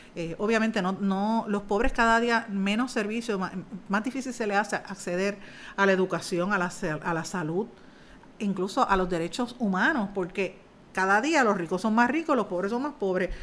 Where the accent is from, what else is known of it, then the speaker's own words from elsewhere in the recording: Puerto Rico; uno no va a dejar nunca su cultura, uno no va a dejar de ser puertorriqueño